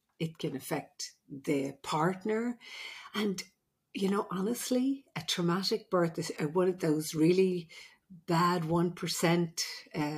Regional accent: Ireland; I'm the Irish midwife

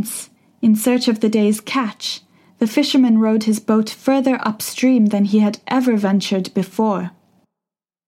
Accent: Shanghai, China; also born or lived in United Kingdom; now in Beijing, China; I've been listening to Laszlo's various shows since I was 10 years old, growing up in Shanghai, China

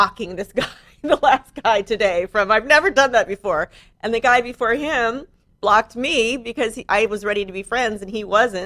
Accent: San Diego, California, United States; also born or lived in Malibu; I was born in San Diego.

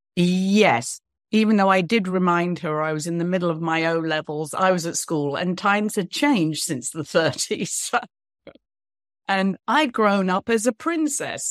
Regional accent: United Kingdom; moved away as an adult; also born or lived in New York / Los Angeles; now in United States; I'm British

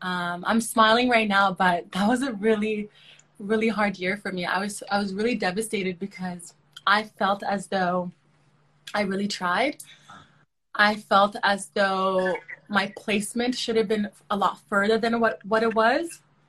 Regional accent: South Sudan; now in Canada; I am originally from South Sudan. So my heritage is South Sudanese, but I'm a Canadian citizen. I'm a Canadian. I've been living in Canada for over 20 years now.

